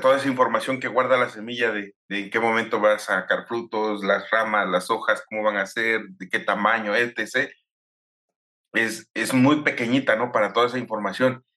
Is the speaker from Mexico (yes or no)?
yes; Mexico; como mexicanos